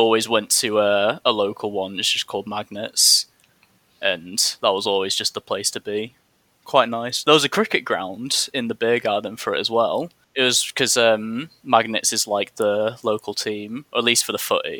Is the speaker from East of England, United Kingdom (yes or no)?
no; Leeds, Yorkshire and the Humber, United Kingdom; I'm from Leeds, 20 years old